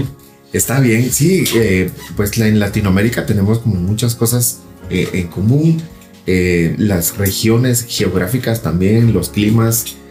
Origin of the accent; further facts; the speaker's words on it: Guatemala; yo soy de Guatemala